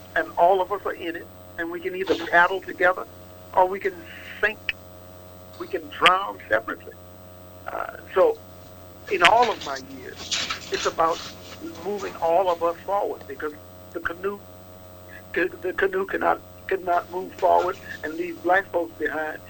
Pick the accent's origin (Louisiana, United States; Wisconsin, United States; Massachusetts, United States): Louisiana, United States; Opelousas; Opelousas, my hometown